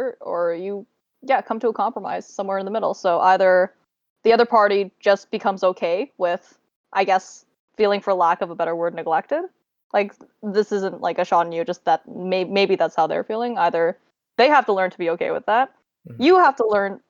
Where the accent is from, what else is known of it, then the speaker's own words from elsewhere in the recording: Toronto, Ontario, Canada; I came from Toronto